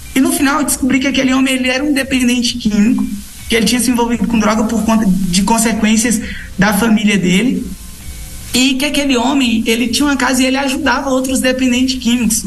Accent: Redenção, Pará, Brazil; moved away as an adult; also born or lived in São Paulo / Goiás; now in Brasília, Brazil; eu sou de São Paulo, mas eu me criei no estado do Pará

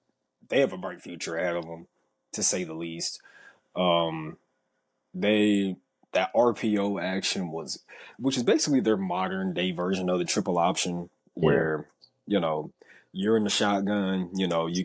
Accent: Lilburn, Georgia, United States; I grew up in Lilburn

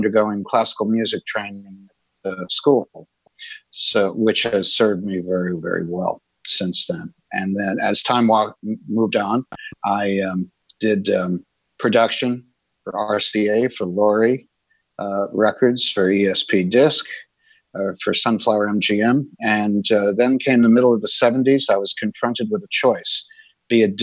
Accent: New York City, New York, United States; I'm originally from New York City, and I grew up in basically an urban and suburban environment.

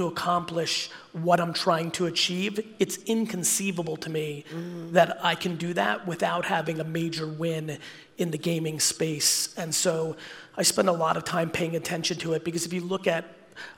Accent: United States; also born or lived in Soviet Union; I came to the United States when I was 3, and I grew up in the 80s

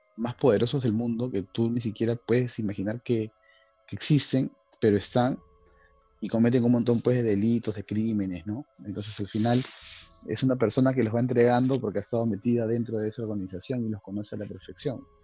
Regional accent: Chorrillos, Lima, Peru; nosotros que somos de Chorrillos

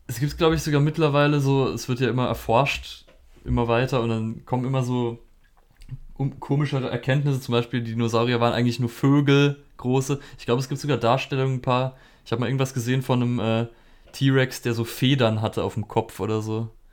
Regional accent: Germany; bei uns in Deutschland

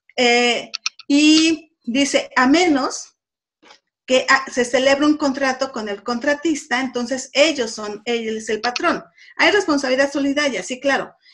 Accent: Puebla, Mexico; yo soy de Puebla

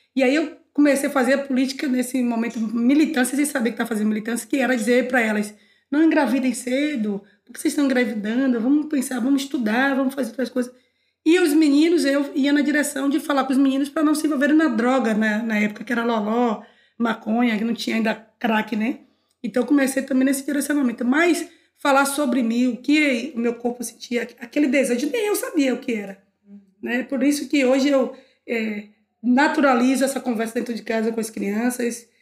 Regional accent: Salvador, Bahia, Brazil; sou nascida em Cosme de Farias, renascida em, no Gevelho da Federação

